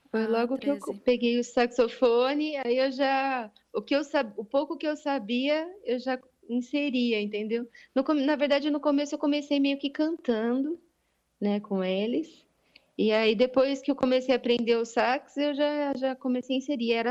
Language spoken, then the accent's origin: Portuguese; São Carlos, São Paulo, Brazil; eu sou nascida em São Carlos, é uma cidade do interior de São Paulo.